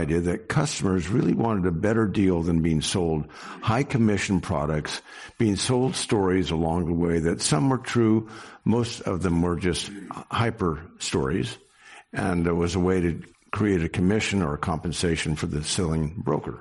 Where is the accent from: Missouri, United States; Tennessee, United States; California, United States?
California, United States; Sacramento; also born or lived in San Francisco; I was born in Sacramento, so basically grown up here and spent my whole life here in California